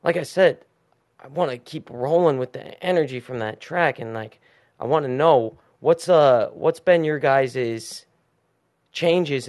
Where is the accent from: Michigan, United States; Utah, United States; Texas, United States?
Utah, United States; Salt Lake City; it's from my hometown.